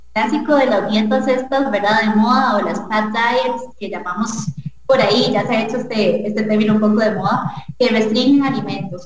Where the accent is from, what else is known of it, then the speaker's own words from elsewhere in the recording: Costa Rica; como costarricense, en nuestro país y nuestra cultura